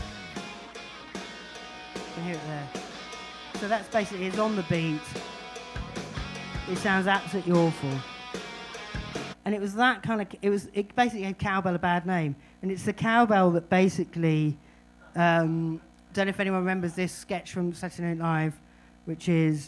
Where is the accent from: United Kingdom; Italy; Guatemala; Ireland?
United Kingdom; Brighton, South East England; we're not mountain people, we're from Brighton